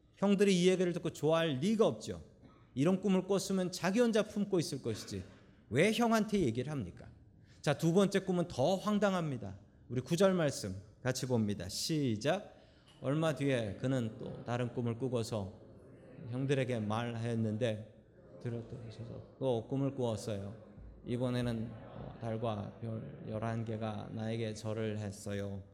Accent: South Korea; now in San Francisco, United States; 한국에서 태어난 우리들이 왜 미국 가서 살고 있으며

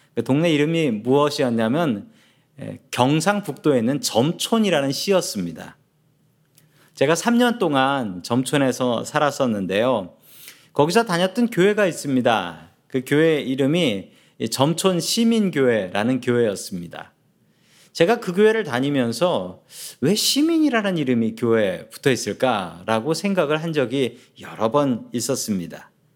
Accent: South Korea; now in United States; 저는 한국 사람입니다. 대한민국 사람이고

